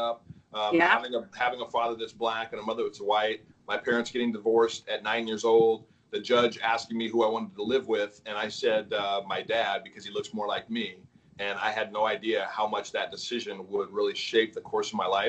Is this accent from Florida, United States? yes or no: no; California, United States; I was born in California.